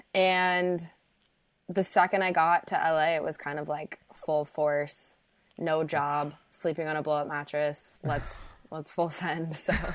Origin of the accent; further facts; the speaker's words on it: Park City, Utah, United States; moved away as an adult; also born or lived in Chicago, Illinois; I grew up in Park City, Utah